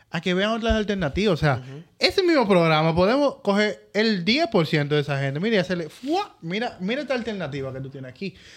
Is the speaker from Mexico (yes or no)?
no; Dominican Republic; nosotros como República Dominicana